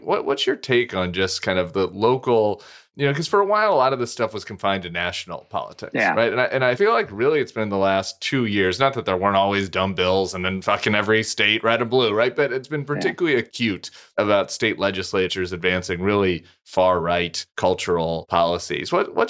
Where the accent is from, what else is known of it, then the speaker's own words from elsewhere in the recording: Colorado, United States; also born or lived in Oakland; now in Louisiana, United States; Colorado's a nice balance. I wish I could live there. My home state.